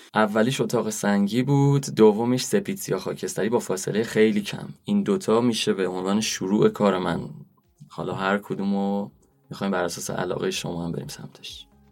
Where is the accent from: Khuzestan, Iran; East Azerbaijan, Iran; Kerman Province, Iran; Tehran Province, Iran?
Kerman Province, Iran; Rafsanjan; moved away; also born or lived in Isfahan; اصالتا رفسنجانی هم استان کرمان